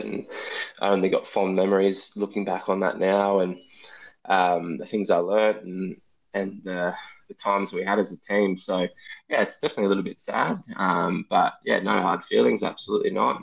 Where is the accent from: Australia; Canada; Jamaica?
Australia; a Australian cricketer